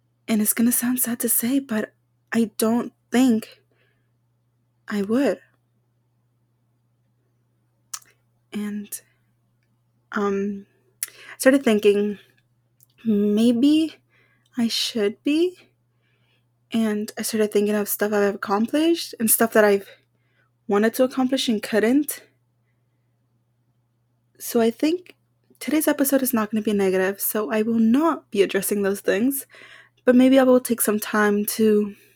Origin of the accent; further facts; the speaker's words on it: Texas, United States; we're from Texas